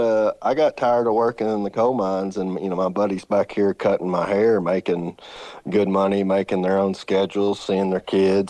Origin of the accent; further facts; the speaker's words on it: Kentucky, United States; So I'm born and raised in Western Kentucky. It's the only place I've ever been.